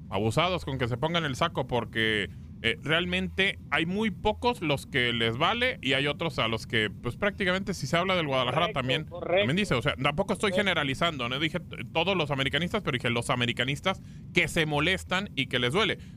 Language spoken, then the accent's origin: Spanish; Guatemala; now in California, United States; De Guatemala.